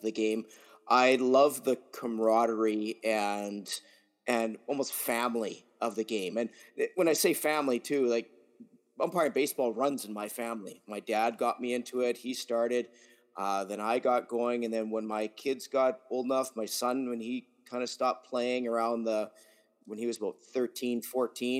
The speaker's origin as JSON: {"language": "English", "town": "Vegreville", "region": "Alberta", "country": "Canada", "tie": "born or raised there", "also_born_or_lived": "Drumheller, Alberta", "moved": "as an adult", "lives_now": "Saskatoon, Canada", "said": "I'm originally from Vegreville, Alberta. I there for majority of my life. Took all my most of my schooling there, graduated from there"}